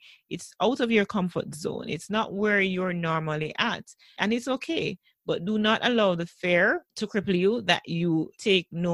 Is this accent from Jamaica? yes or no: yes; Jamaica; one of our popular stations in Jamaica